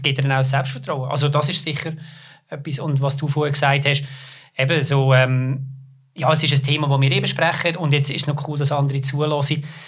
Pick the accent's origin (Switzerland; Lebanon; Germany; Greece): Switzerland; Lucerne; ich komme aus Luzern